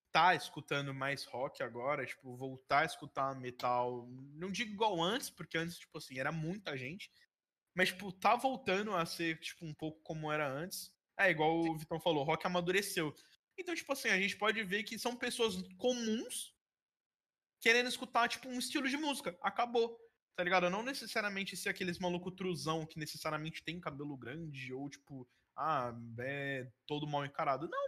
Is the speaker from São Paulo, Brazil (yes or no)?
no; Rio de Janeiro, Brazil; accent: carioca; Agora puxando meu sotaque carioca.